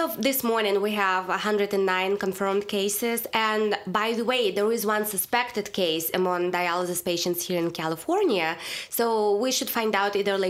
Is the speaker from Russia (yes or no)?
yes; Russia; accent: Russian; English is a second language; moved away; that's all my Russian accent.